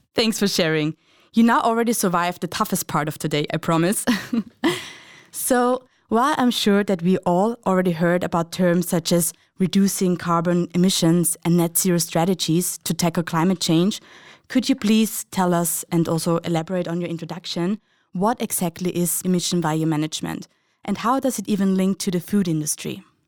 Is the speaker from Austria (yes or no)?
yes; Austria; Heinz and I, we're both from Austria